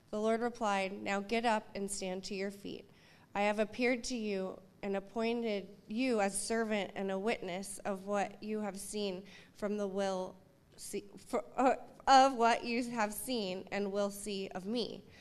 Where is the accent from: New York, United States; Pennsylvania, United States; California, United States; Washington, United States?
Washington, United States; Seattle; I grew up here in Seattle, and I was very Seattle